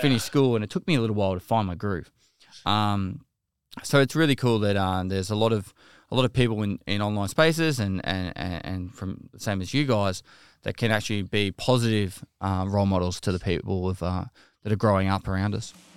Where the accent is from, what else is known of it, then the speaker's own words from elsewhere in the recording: Geelong, Victoria, Australia; I'm a Geelong boy at heart, so I grew up in Geelong